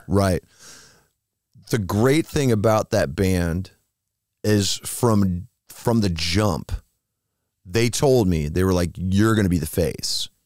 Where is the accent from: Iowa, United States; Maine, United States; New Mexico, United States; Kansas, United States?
Iowa, United States; moved away; I'm from Iowa